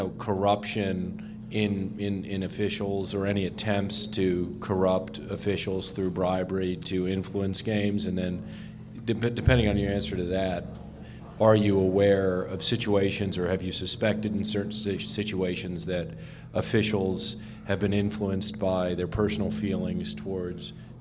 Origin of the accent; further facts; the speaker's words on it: Houston, Texas, United States; from Houston, Texas.